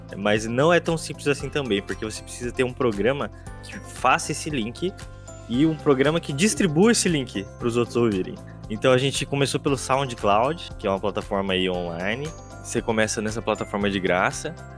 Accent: Londrina, Paraná, Brazil; eu sou de Londrina

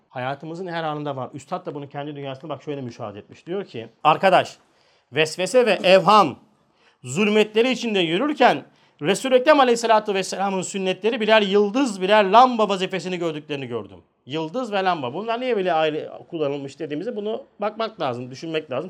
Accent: Turkey; Biz Türküz

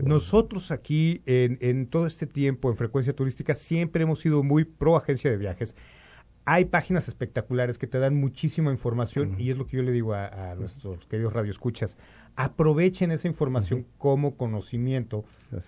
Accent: Mexico; somos, eh, mexicanos

